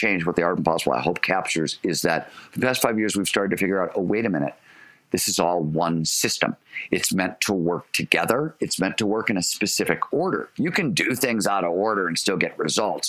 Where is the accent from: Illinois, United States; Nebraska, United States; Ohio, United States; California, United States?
Ohio, United States; Cleveland; When I was growing up in Cleveland, Ohio